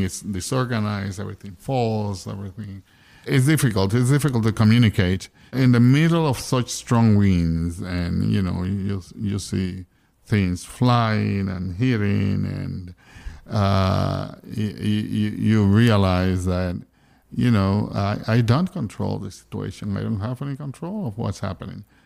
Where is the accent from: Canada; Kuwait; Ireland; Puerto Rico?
Puerto Rico; Ponce; also born or lived in San Juan; I was coming from Ponce to San Juan, so I was crossing the island